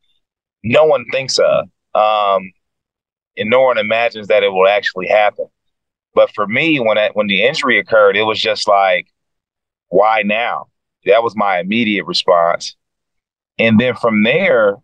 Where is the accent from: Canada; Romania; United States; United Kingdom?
United States; Fort Wayne, Indiana